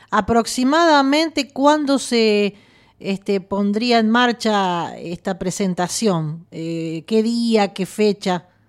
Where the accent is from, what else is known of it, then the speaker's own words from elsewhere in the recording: San Nicolás de los Arroyos, Buenos Aires Province, Argentina; nosotros somos de San Nicolás